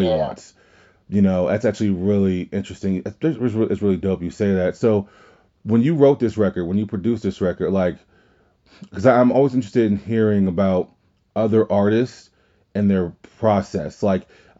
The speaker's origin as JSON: {"language": "English", "region": "Louisiana", "country": "United States", "said": "We're all from Louisiana"}